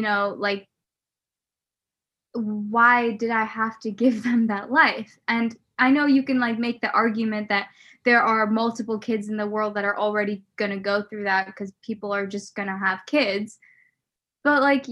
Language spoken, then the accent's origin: English; Nebraska, United States; I grew up in Nebraska